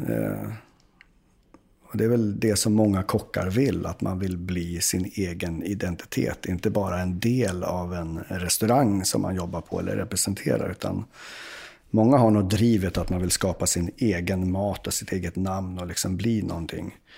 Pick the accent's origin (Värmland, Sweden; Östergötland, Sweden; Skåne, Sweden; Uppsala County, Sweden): Uppsala County, Sweden; Uppsala; jag är ju från Uppsala